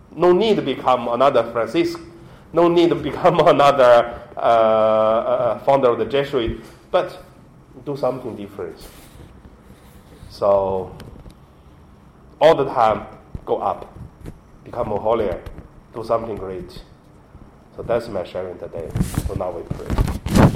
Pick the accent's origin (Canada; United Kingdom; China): China; Hebei; English is a second language; moved away; my hometown, from Hebei province